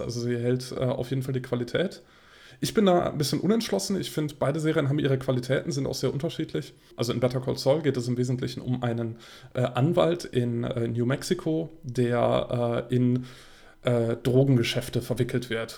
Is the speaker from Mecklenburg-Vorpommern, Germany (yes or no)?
no; Bonn, North Rhine-Westphalia, Germany; in einem Studentenkino in äh, Bonn. Äh, das ist meine Heimatstadt